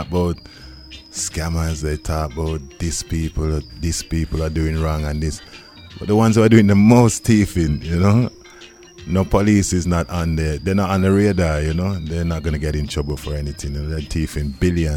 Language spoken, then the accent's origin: English; Wolverhampton, West Midlands, United Kingdom; it's got in the passport, born in Wolverhampton